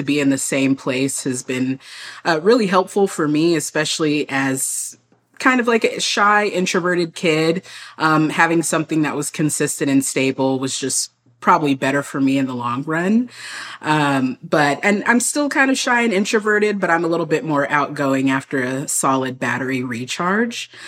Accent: San Antonio, Texas, United States; I grew up in San Antonio, a very big military city

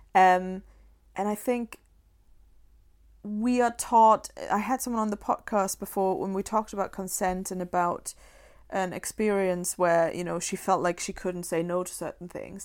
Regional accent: Germany; born or raised there; moved away

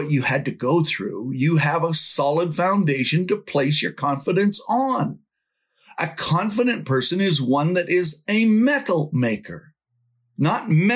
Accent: Canada; from Canada

